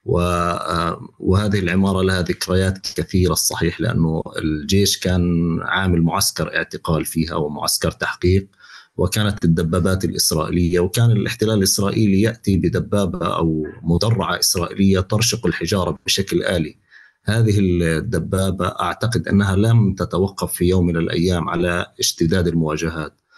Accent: Gaza City, Gaza Strip, Palestine; moved away as an adult; مولود بغزه عشت حياتي كلها بغزه وربيت بغزه بشوارع غزه

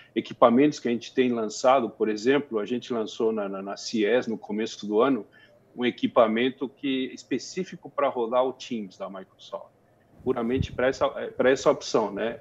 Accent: Brazil; como brasileiro, como cidadão

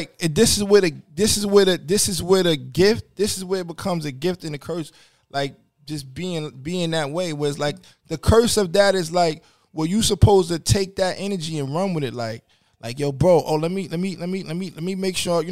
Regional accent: New York City, New York, United States; I'm from New York City

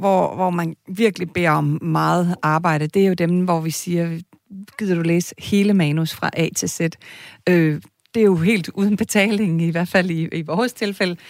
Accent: Kalundborg, Zealand, Denmark; Jeg er fra Kalundborg

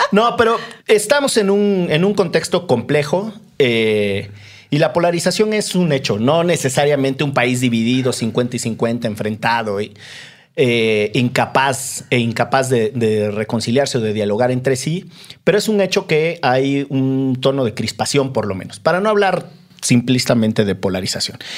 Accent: Orizaba, Veracruz, Mexico; crecí en Orizaba, donde es extraordinariamente húmedo

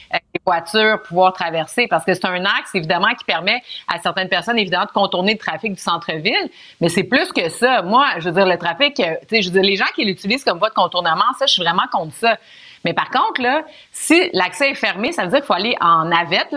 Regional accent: Montreal, Quebec, Canada; j'ai grandi à Montréal

